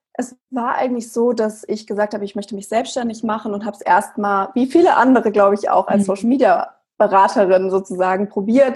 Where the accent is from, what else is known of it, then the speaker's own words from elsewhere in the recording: Frankfurt, Hesse, Germany; ich komme aus Frankfurt